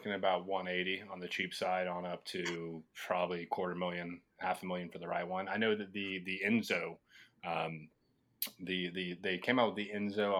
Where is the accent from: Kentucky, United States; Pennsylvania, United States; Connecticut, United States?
Kentucky, United States; now in South Florida, United States; growing up in Kentucky